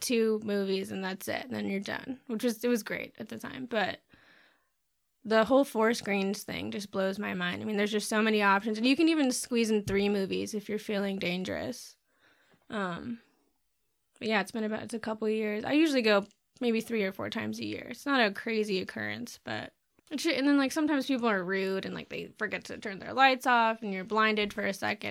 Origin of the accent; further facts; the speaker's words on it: Bloomington, Indiana, United States; I grew up in Bloomington and there was a drive-in there